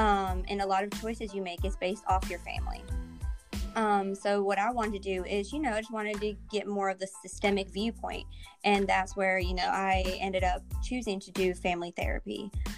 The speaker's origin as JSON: {"language": "English", "region": "North Carolina", "country": "United States", "tie": "born or raised there", "also_born_or_lived": "Texas", "said": "I'm originally from Texas and was raised in North Carolina."}